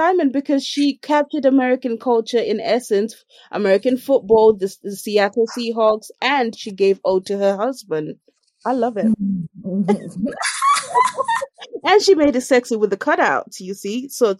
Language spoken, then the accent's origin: English; Jamaica; I'm a Jamaican. Sorry. She should have known she's bringing violence. I'm a Jamaican.